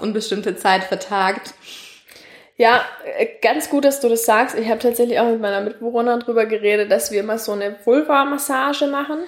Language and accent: German; Nuremberg, Bavaria, Germany; also born or lived in Tübingen; ich komme tatsächlich aus Franken, aus Nürnberg